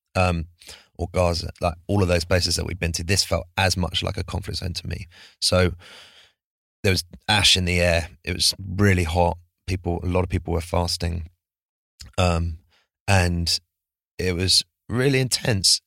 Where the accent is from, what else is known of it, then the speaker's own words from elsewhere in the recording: United States; born in the States